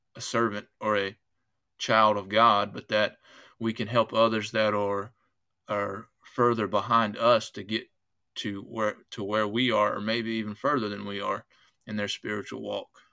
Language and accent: English; United States; I'm an American, I was an American before I was a Christian